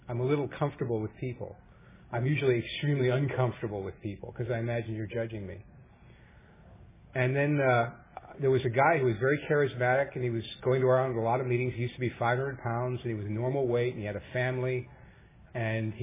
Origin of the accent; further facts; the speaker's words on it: New York, United States; now in Orange County, United States; I was raised in New York in a loving, caring home